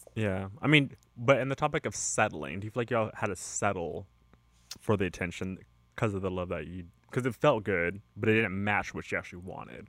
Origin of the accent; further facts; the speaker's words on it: California, United States; I am from California, and I've lived in California most of my life